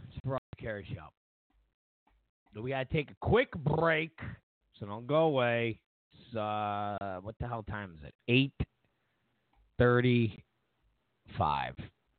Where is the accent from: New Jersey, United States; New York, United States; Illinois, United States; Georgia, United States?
New York, United States; Rochester; moved away; I'm from Rochester, New York, originally.